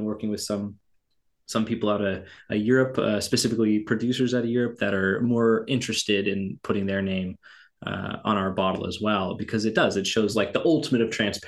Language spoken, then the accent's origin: English; the Northwest, Pacific Northwest, United States; I'm from the Northwest